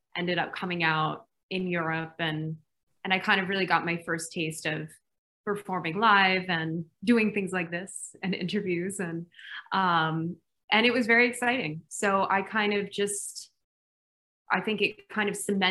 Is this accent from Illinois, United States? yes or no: no; New York City, New York, United States; I grew up in Brooklyn, New York.